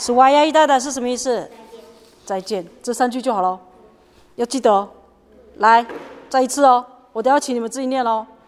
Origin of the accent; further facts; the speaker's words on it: Lushan tribal village, Nantou County, Taiwan; 那老师的部落是在庐山部落